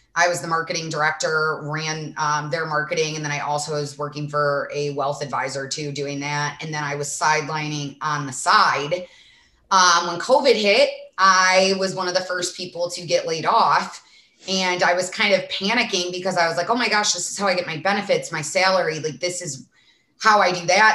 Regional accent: Sandwich, Illinois, United States; accent: Midwest; now in Arizona, United States; I'm from a small town in Illinois called Sandwich, but I do have a very thick accent

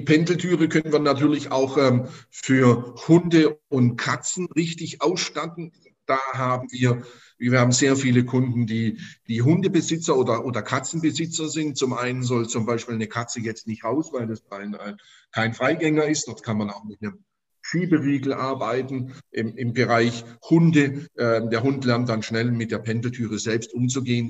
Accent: Stuttgart, Baden-Württemberg, Germany; moved away as an adult; now in Zweibrücken, Germany; ich komme gebürtig aus Stuttgart, bin auch dort geboren

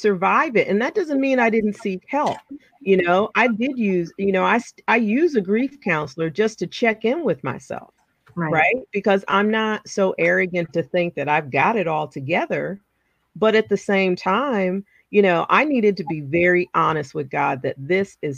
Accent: New Jersey, United States; moved away as an adult; also born or lived in New Orleans; I grew up in Jersey.

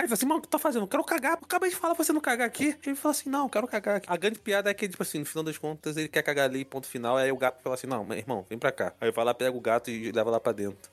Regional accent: Rio de Janeiro, Brazil

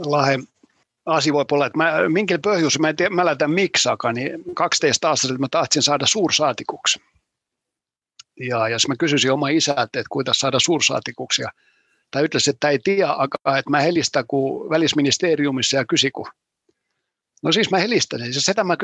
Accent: Helsinki, Uusimaa, Finland; Mä olen kasvanut Helsingissä, käynyt heas koolissa Helsingissä, aika samassa puolet, ja puolet omaa ajasta elänyt talus ja tehnyt talutööt.

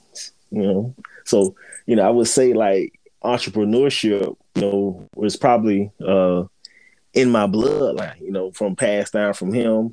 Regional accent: Fort Lauderdale, Florida, United States; I was born and raised in Fort Lauderdale, Florida

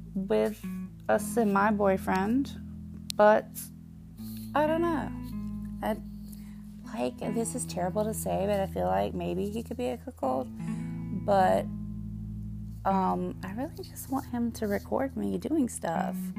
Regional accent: the South, United States; accent: Southern; I am from the South. You can probably tell from my accent

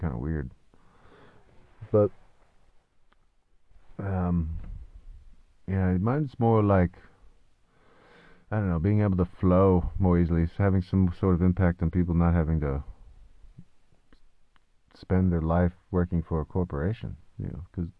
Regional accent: Oak Harbor, Washington, United States; born or raised there

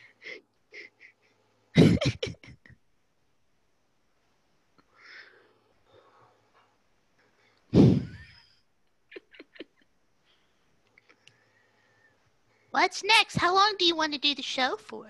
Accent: Indiana, United States; now in Florida, United States; I grew up in Indiana

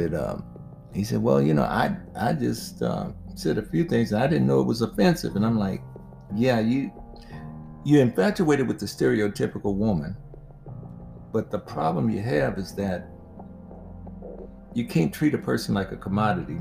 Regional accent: United States; also born or lived in Las Vegas; us African Americans

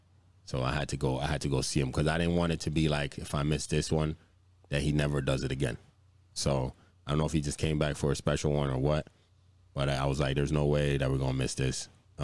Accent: Virginia, United States; moved away; I'm from Virginia

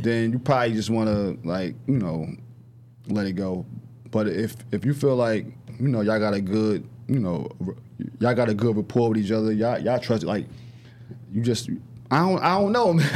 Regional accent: Newark, New Jersey, United States; I'm from I'm from North North, from um, Grafton Ave Projects

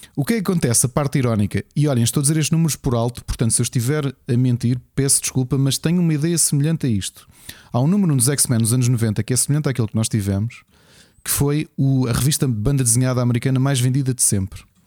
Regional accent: Lisbon, Portugal; sou dos Olivais

